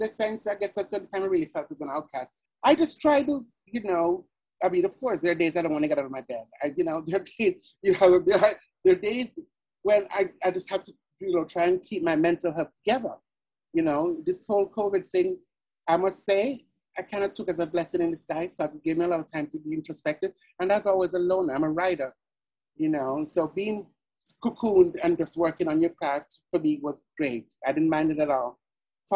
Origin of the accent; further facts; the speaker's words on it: Jamaica; moved away; back in Jamaica, being on the quiz team was like being on American Idol, because it was a quiz competition amongst all the high